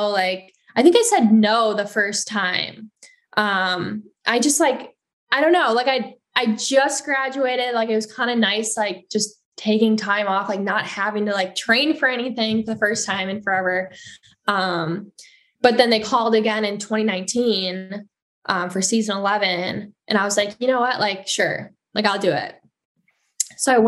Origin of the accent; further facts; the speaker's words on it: Hartland, Wisconsin, United States; also born or lived in Madison; Heartland, my hometown